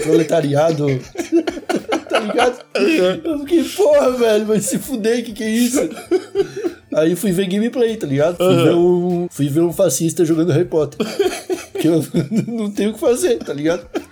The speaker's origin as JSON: {"language": "Portuguese", "country": "Brazil", "said": "como brasileiro"}